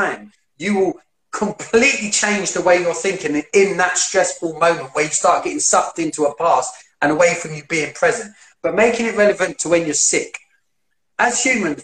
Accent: London, United Kingdom; I grew up in East London, you might be able to tell by the way I talk, but I grew up in area East London

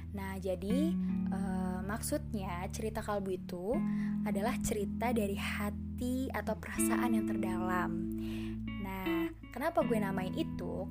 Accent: Jakarta, Indonesia; moved away as an adult; now in Padang, Indonesia; Gue lahir di Jakarta 12 Agustus 2001

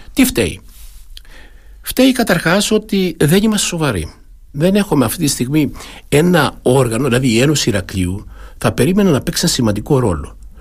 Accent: Kalyvia, Crete, Greece; moved away as an adult; also born or lived in Munich, Germany; είμαι από ένα χωριό του Δήμου, είμαι από τα Καλύβια, από ένα ναι. μικρό χωριό, το Δήμο Αρχανών Αστερουσίων

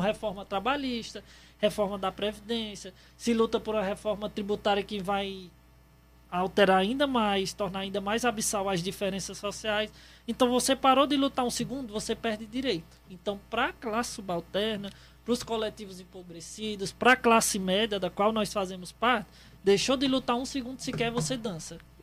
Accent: São Paulo, Brazil; now in Ceará, Brazil; Eu nasci em São Paulo

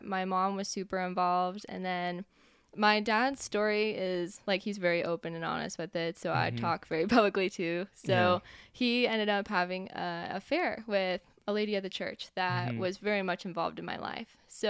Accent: Texas, United States; also born or lived in Colorado / Mexico; now in Kansas City, United States; So I was born here. I moved around a lot. So I was here until, I was 6 and then moved to Texas, and I was in Texas for a really long time, and then Colorado, and then Mexico for a little while, and back here.

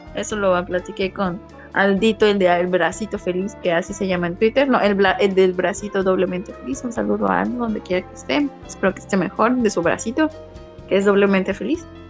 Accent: Mexico; moved away; tu identidad como como migrante y como mexicano cambia cuando ya no estás en, tu país

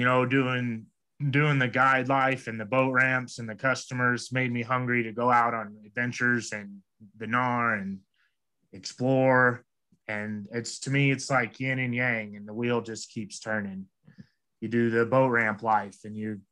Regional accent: Arkansas, United States; also born or lived in Winter Park, Colorado; now in Colorado, United States; I grew up in Arkansas.

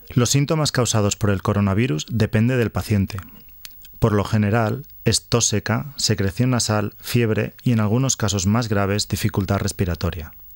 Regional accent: Valladolid, Castile and León, Spain; moved away as an adult; also born or lived in Barcelona / Sweden; now in Australia; soy originario de Valladolid

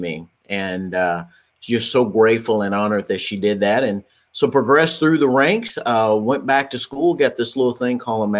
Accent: Dallas, Texas, United States; I hail from the Dallas-Fort Worth, Texas area

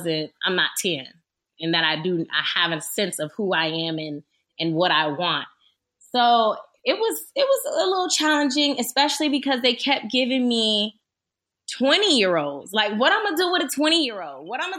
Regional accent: the South, United States; Well, to be 100% honest with you, I'm from the South. So in Florida or anywhere in the South, generally

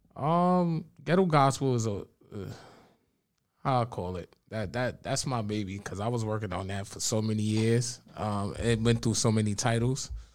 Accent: New York City, New York, United States; I'm from the Bronx, New York

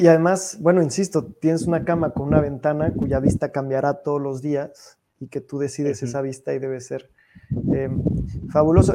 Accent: Mexico City, Mexico; now in Paris, France; soy, de, Ciudad de México

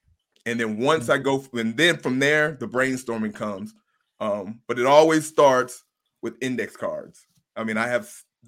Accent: the South, United States; I'm from the South, so I'm a grill master.

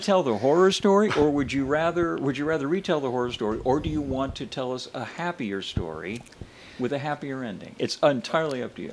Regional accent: Arizona, United States; also born or lived in Indiana; I was born in Indiana, and I ended up in Arizona as a kid

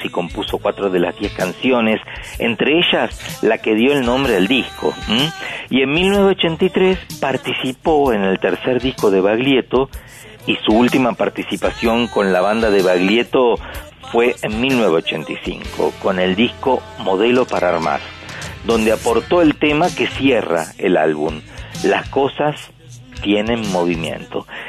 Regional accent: Pehuajó, Buenos Aires Province, Argentina; accent: pampeano; mi acento de Peguajó

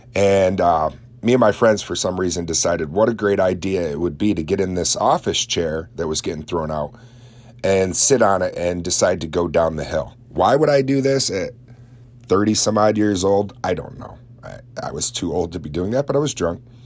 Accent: Oswego County, New York, United States; my own hometown

